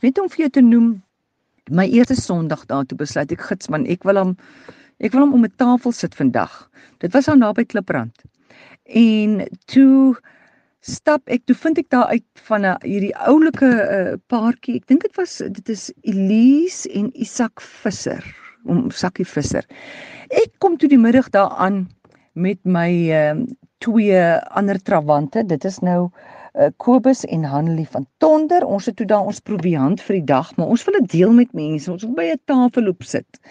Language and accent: Afrikaans; South Africa; ons as Suid-Afrikaners